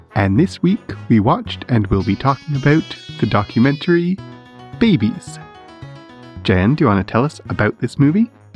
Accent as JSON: {"language": "English", "country": "Canada", "said": "as a Canadian"}